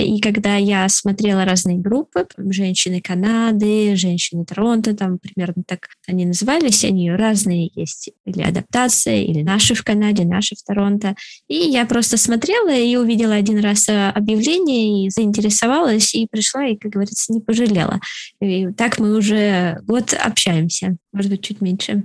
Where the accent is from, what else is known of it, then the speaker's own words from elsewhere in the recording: Moscow, Russia; moved away as an adult; now in Canada; я из Москвы